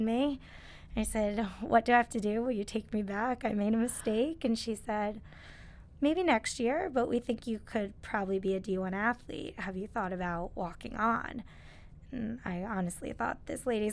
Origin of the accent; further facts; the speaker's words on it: Connecticut, United States; moved away; I'm originally from Connecticut, so I am happy to be back here and back near home at Quinnipiac. But I grew up around here